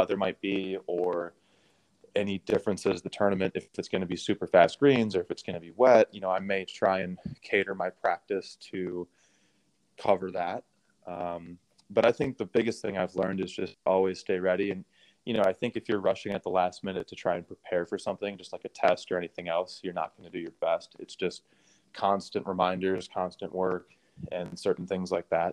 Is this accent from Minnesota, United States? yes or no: yes; Minnesota, United States; moved away; I grew up in Minnesota